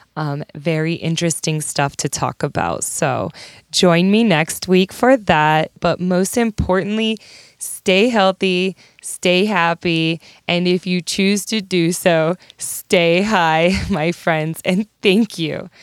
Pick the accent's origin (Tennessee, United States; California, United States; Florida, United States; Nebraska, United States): Nebraska, United States; hometown fifteen minutes from Gibbon; I lived in a tiny town called Gibbon, Nebraska.